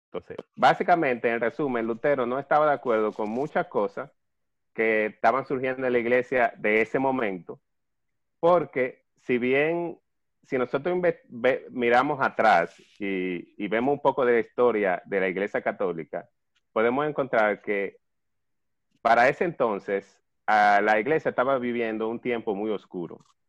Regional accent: Dominican Republic; no solamente como católicos, sino también como dominicanos

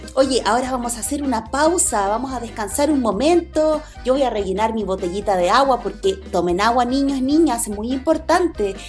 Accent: Chile; quienes somos de Chile

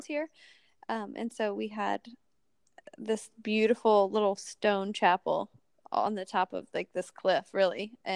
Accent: Ohio, United States; moved away as an adult; also born or lived in Los Angeles, California; now in South Carolina, United States; I grew up in Ohio, and then I moved to Los Angeles a year after I graduated college

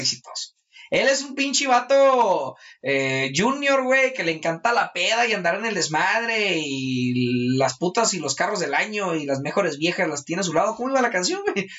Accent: Mexico; es mi responsabilidad como mexicano

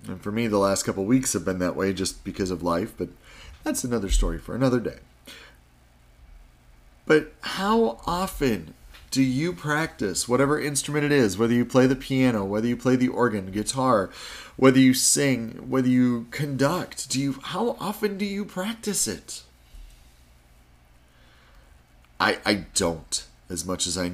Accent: Wisconsin, United States; I grew up in Wisconsin, which was not far from Chicago

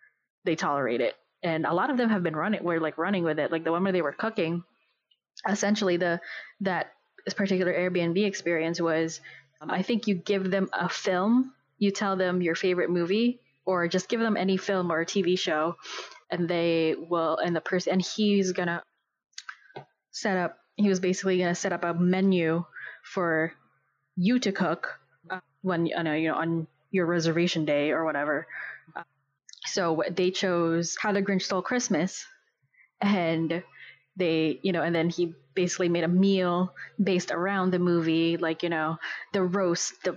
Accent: Philippines; moved away; I was growing up in the Philippines when that episode came out

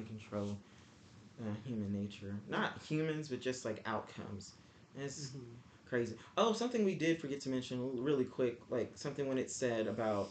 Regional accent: Texas, United States; I'm from Texas

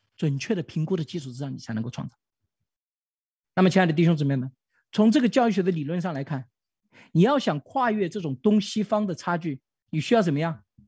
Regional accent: China; 我们中国人

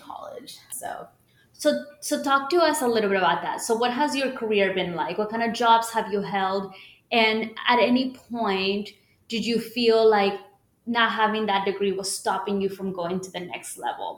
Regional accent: Houston, Texas, United States; I was born and raised here in Houston, Texas

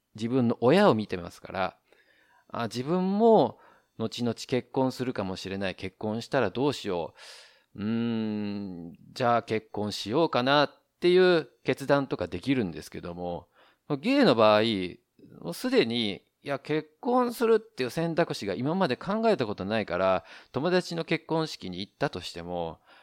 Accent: Japan; now in Taiwan; 日本の僕台湾人パートナーを持つ日本人

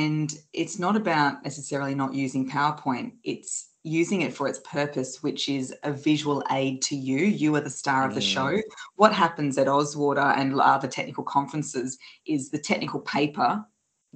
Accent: Australia; I'm from Australia

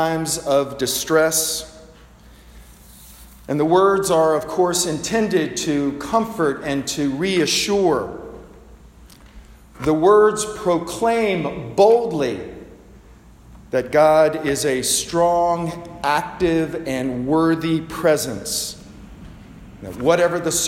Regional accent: the South, United States; I grew up in the South

